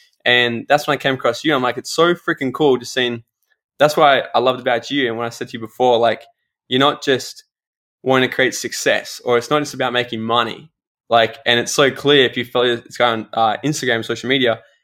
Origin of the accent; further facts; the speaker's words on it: Gold Coast, Queensland, Australia; here from the Gold Coast, my hometown